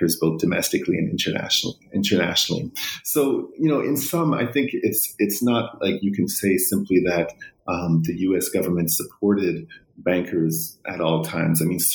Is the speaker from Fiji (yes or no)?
no; Vancouver, British Columbia, Canada; moved away as an adult; now in Los Angeles, United States; I'm Canadian. I grew up in Vancouver